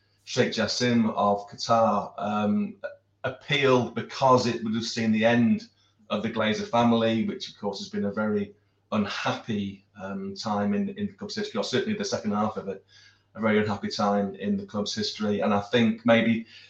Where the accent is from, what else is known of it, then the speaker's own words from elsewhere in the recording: United Kingdom; Being a Brit